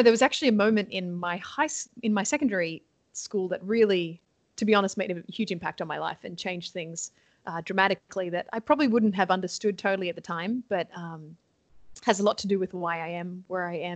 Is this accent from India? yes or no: no; Sydney, New South Wales, Australia; accent: Australian; moved away as an adult; also born or lived in New York, United States; now in Toronto, Canada; I am born and raised from Sydney, Australia.